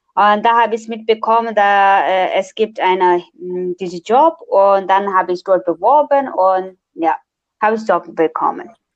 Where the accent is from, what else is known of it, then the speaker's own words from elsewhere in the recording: Nepal; German is a second language; now in Braunschweig, Germany; ich komme aus Nepal und studiere Erziehungswissenschaften an der TU Braunschweig